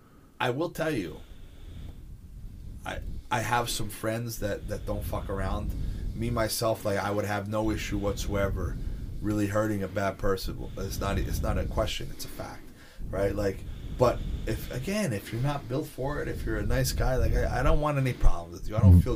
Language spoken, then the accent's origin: English; Bayville, New Jersey, United States; I'm from Bayville